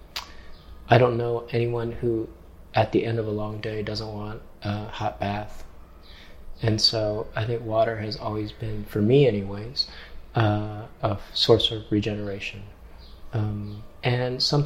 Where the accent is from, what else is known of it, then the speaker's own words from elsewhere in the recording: Hong Kong; now in New York, United States; I'm not from New York. I'm from Hong Kong. And Hong Kong is a peninsula, so I was surrounded by water